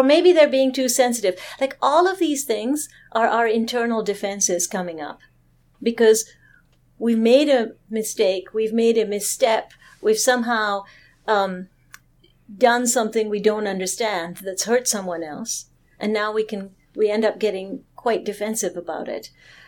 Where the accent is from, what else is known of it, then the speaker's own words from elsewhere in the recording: Toronto, Ontario, Canada; certainly very common when I was growing up in Toronto